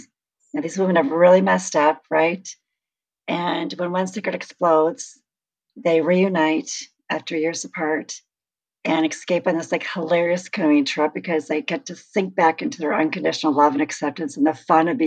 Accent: Hayward, Wisconsin, United States; my hometown, Hayward, Wisconsin.

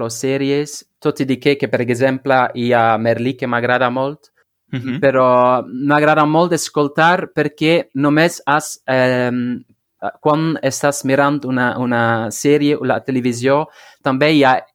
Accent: Flanders, Belgium; first language Flemish; Catalan is a second language; és com l'holandès, el, eh, el, el flamenc, la meva llengua

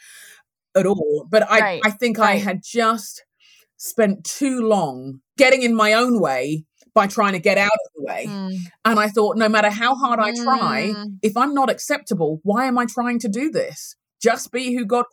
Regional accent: London, United Kingdom; moved away as an adult; now in United States; I'm Nigerian heritage. I was born and raised in London, grew up in London in England

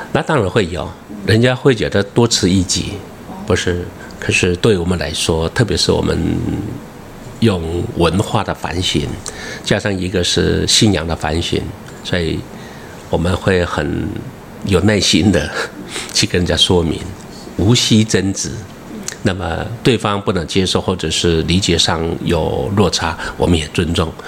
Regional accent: Yuli, Hualien County, Taiwan; first language Amis; 我是从花莲玉里长大哈，我的部落叫打谷寮

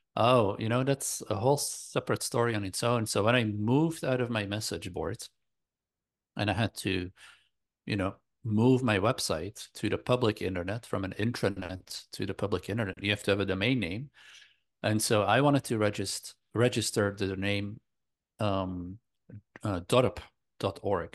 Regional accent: Belgium; I grew up in Belgium in Europe

